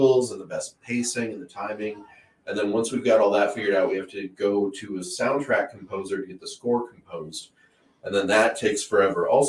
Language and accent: English; Minnesota, United States; moved away as an adult; now in Tucson, United States; I grew up in Minnesota, and it was really cold, and now I live in Tucson